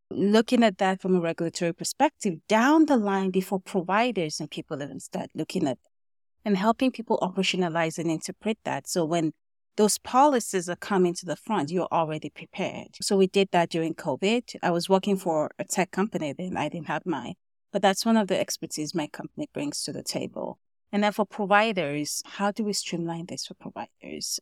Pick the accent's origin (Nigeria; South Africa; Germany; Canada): Nigeria; moved away as an adult; also born or lived in Kentucky, United States; I was born and raised in Nigeria